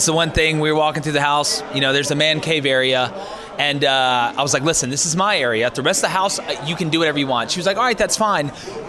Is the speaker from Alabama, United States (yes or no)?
yes; Auburn, Alabama, United States; also born or lived in Atlanta, Georgia; now in Nashville, United States; I'm from Auburn.